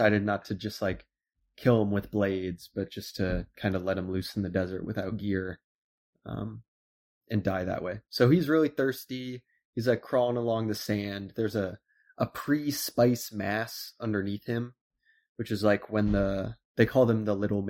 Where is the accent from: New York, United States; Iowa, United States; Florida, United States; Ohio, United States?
Iowa, United States; moved away; I'm from Iowa